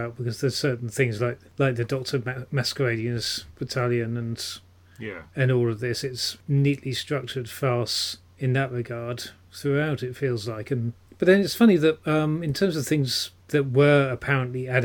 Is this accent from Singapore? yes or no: no; Petersfield, South East England, United Kingdom; old boy of my old school in Petersfield, in my hometown.